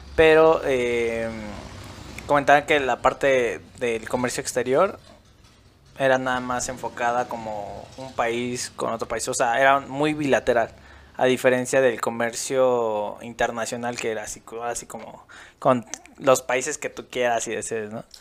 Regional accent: Mexico; nosotros como mexicanos

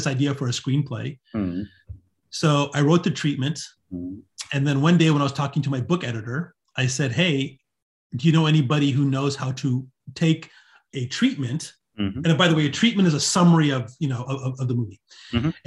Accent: right outside of Hollywood, California, United States; I was born and raised right outside of Hollywood

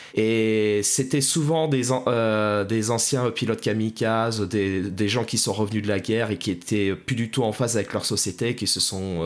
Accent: France; chez nous en France

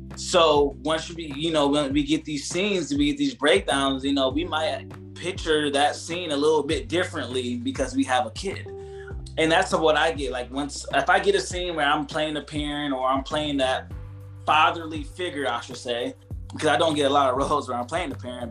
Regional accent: Ohio, United States; moved away; I'm from Ohio, so coming from that Midwest

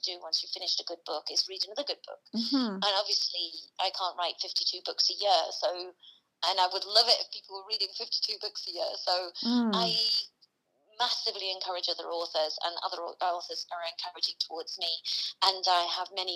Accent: Teesside, North East England, United Kingdom; I'm from Teesside in the northeast of England

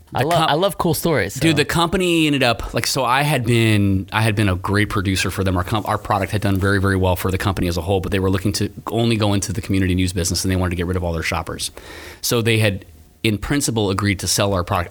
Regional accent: Gainesville, Florida, United States; also born or lived in Orlando; I was born and raised here in Gainesville

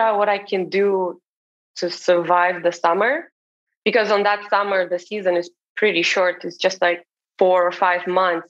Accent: Romania; moved away as an adult; now in Martha's Vineyard, United States; I'm originally from Romania, from a small town in Romania

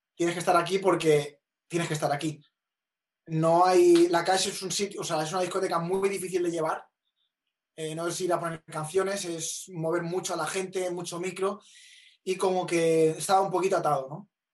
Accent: Vila-seca, Catalonia, Spain; las fiestas de las fiestas mayores de mi pueblo

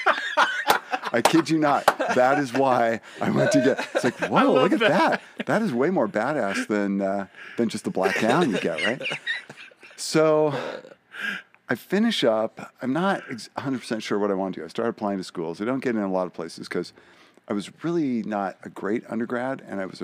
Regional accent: San Francisco Bay Area, California, United States; also born or lived in Humboldt State, Northern California; I grew up in San Francisco Bay Area.

